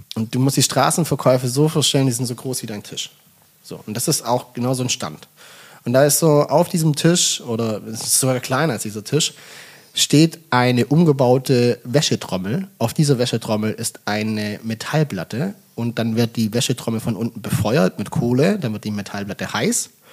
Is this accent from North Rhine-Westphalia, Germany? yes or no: no; Bad Waldsee, Baden-Württemberg, Germany; moved away as an adult; now in Hamburg, Germany; Ich komme ja aus dem Schwabenland, ich komme aus Baden-Württemberg